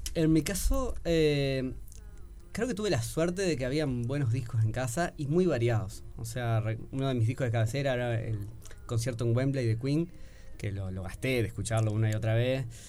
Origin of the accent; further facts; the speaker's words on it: Progreso, Canelones, Uruguay; also born or lived in Montevideo; Yo soy de Progreso, de Canelones